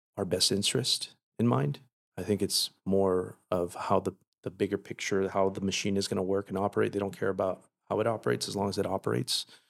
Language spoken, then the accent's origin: English; Paramount, California, United States; I grew up in Paramount